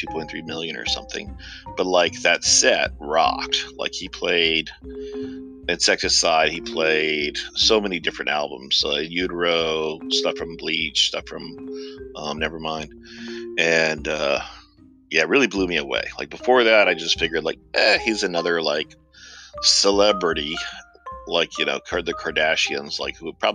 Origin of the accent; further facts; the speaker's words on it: Georgia, United States; moved away; the people of Georgia. It's my home state